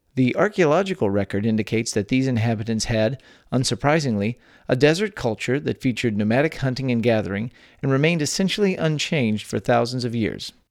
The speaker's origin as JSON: {"language": "English", "region": "Texas", "country": "United States", "tie": "born or raised there"}